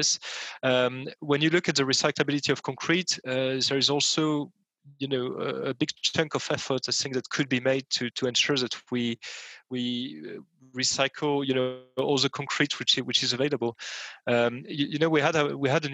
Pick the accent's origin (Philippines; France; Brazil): France; in my home country, France